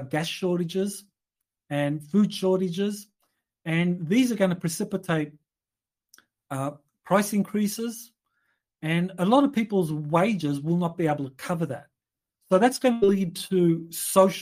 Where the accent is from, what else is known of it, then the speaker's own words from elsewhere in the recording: Australia; I come from Australia